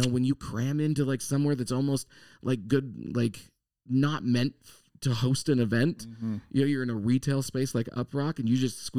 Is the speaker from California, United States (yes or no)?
yes; Monterey, California, United States; we're both from Monterey.